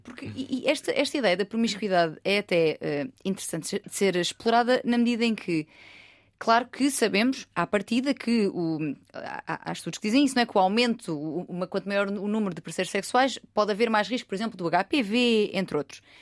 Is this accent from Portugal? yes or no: yes; Algarve, Portugal; moved away; o exemplo da minha terra, eu sou algarvia